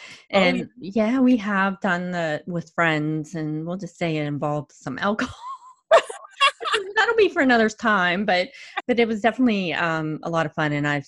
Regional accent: Ohio, United States; also born or lived in Pittsburgh area; now in Pittsburgh, United States; So I live in the Pittsburgh area. I was actually born and raised in Ohio.

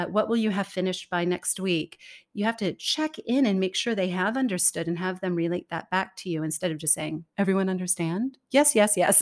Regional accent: California, United States; moved away as an adult; also born or lived in Denmark; now in Singapore; I was born and raised in California

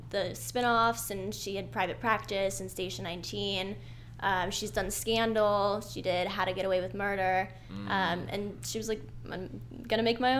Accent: Jupiter, Florida, United States; moved away as an adult; now in Los Angeles, United States; Jupiter, Florida.

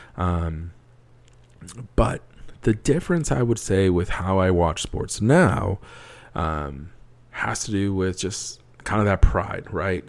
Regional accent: United States; also born or lived in Wisconsin; growing up in a, in a Hispanic household in the U S

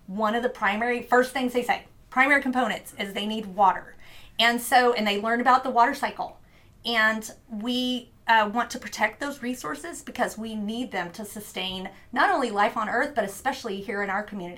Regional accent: Louisiana, United States; born there; also born or lived in New Orleans / Mobile, Alabama; now in Corpus Christi, United States; I was born in Plaquemines Parish, Louisiana, lived in New Orleans, lived in Mobile, Alabama, some inland places as well, but most of it has been spending my life on the Gulf Coast.

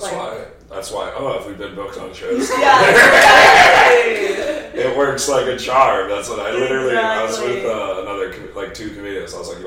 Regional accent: Texas, United States; accent: Texas accent; Especially when I'm from Texas.

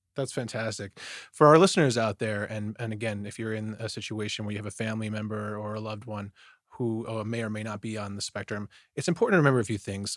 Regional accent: Detroit, Michigan, United States; I grew up in Detroit, Michigan

